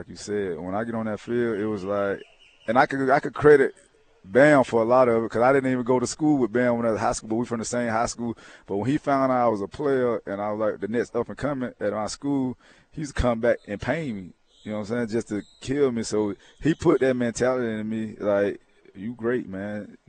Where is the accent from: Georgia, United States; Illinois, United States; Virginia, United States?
Georgia, United States; growing up in Georgia